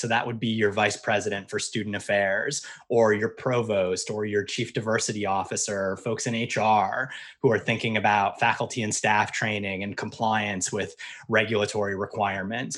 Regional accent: Pennsylvania, United States; I grew up in Pennsylvania

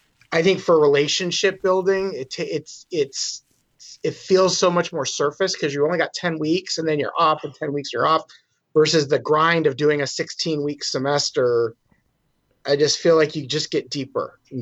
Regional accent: Philadelphia, Pennsylvania, United States; moved away as an adult; also born or lived in Milford, Connecticut; now in Santa Barbara, United States; born in Milford, Connecticut, moved to Philadelphia, Pennsylvania when I was 5

